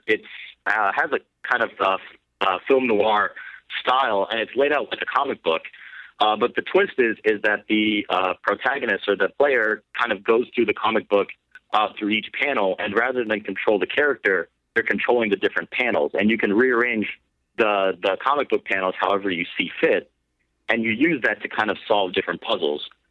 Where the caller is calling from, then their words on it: South Carolina, United States; I'm calling from South Carolina